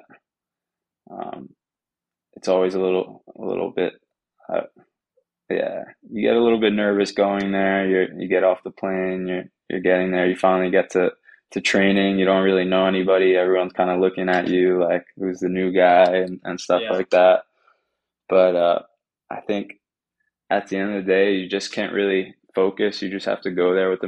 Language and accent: English; Long Island, New York, United States; moved away as an adult; I'm from New York, from Long Island